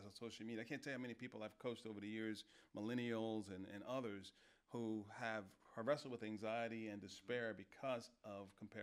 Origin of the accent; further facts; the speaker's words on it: New York, United States; I'm a New Yorker